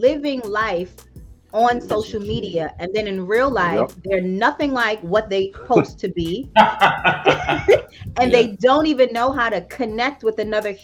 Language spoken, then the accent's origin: English; New York, United States; I'm a woman from New York. I grew up in Queens in the crack era.